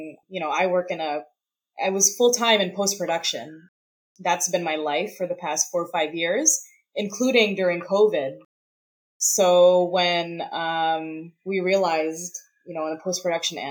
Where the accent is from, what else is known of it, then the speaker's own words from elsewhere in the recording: Canada; I'm not in the US. I'm a Canadian filmmaker and a Canadian performer